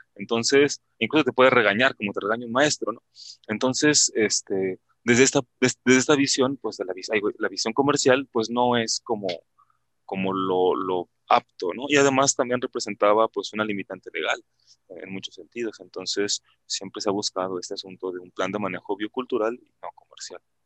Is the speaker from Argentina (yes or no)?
no; Mexico; nosotros los mexicanos